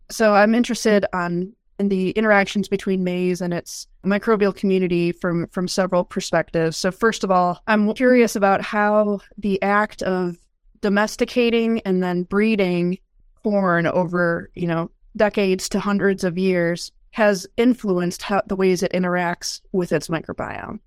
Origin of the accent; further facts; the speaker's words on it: Michigan, United States; moved away as an adult; also born or lived in North Carolina; now in Kansas, United States; I grew up in Michigan